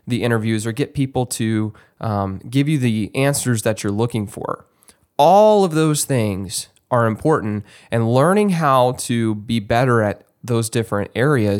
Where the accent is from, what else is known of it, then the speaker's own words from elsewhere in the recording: Texas, United States; moved away; my home state of Texas